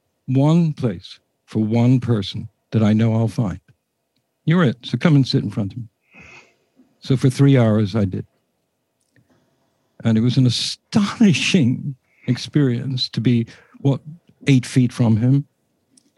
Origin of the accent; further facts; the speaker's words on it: England, United Kingdom; as an Englishman living in England